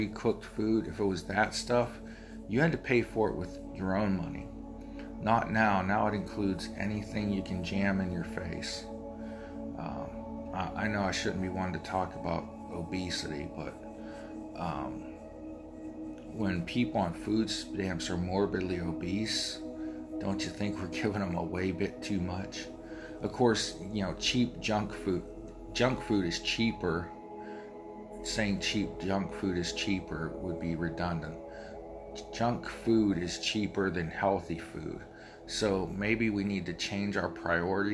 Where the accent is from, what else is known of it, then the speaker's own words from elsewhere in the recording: Appalachia and the Rust Belt, United States; I'm from Appalachia and the Rust Belt, so my area's got a double whammy against it